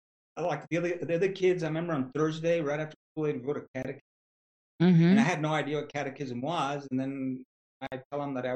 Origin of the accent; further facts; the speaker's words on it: New Mexico, United States; moved away; also born or lived in Midwest (military base housing); But growing up, I never even heard of chupacabras until I left New Mexico.